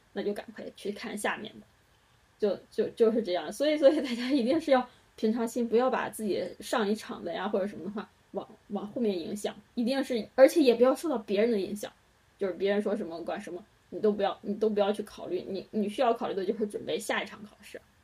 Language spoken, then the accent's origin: Chinese; Henan, China; 我们都是河南的。先说好河南省是，是高考大省